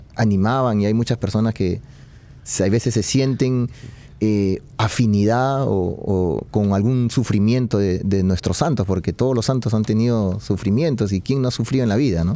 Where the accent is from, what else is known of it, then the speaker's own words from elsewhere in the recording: Peru; yo, soy de Perú